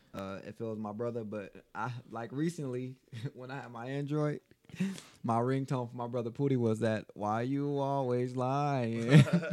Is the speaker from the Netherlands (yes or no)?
no; Las Vegas, Nevada, United States; I grew up on the West Side.